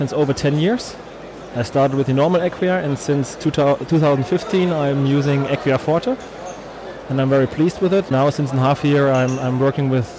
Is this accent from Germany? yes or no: yes; Germany; I'm a dentist from Germany. I have my office directly in the middle of Germany